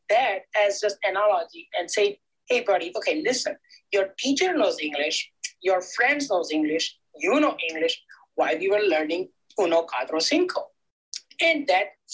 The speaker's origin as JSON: {"language": "English", "region": "Gujarat", "country": "India", "moved": "as an adult", "lives_now": "United States", "said": "I'm from Gujarat originally, back in India"}